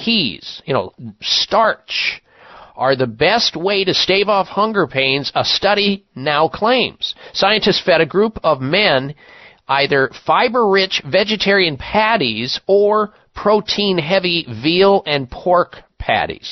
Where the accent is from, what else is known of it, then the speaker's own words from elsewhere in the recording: Midwest, United States; moved away as an adult; growing up in the Midwest, I was weaned on meat 3 times a day